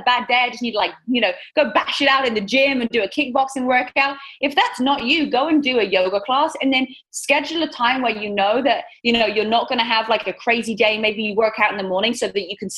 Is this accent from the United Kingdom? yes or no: yes; England, United Kingdom; accent: British; moved away as an adult; now in Southern California, United States; growing up in England